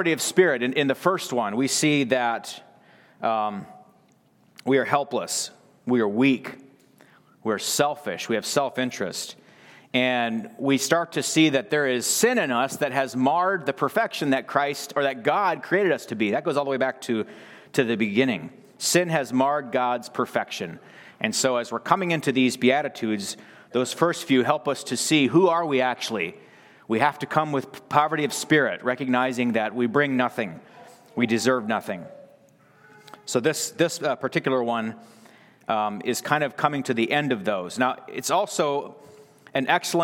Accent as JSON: {"language": "English", "country": "United States", "also_born_or_lived": "Belize", "moved": "yes", "said": "I'm an American boy here"}